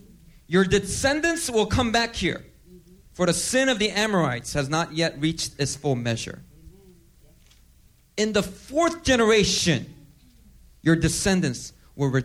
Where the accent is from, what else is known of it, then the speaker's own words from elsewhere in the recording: South Korea; moved away; I love my home country, Korea, right? I'm a U.S. citizen, but, you know, I was born in Korea